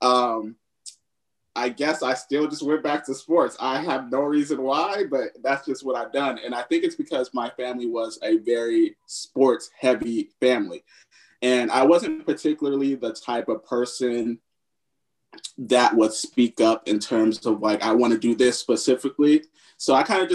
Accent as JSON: {"language": "English", "town": "Upland", "region": "California", "country": "United States", "also_born_or_lived": "Los Angeles, California", "moved": "as an adult", "lives_now": "Atlanta, United States", "said": "I'm from the IE as well. I'm from Upland, California"}